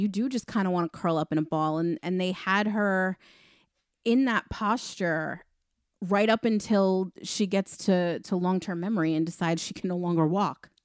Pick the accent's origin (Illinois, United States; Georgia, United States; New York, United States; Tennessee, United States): New York, United States; Long Island; also born or lived in Queens, New York; I was born in Queens and then moved further out onto Long Island when I was six